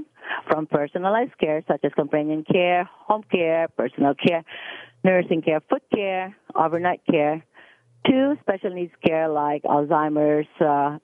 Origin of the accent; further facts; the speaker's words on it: Philippines; moved away as an adult; also born or lived in Dubai / Frankfurt, Germany; now in Mississauga, Canada; I come from the Philippines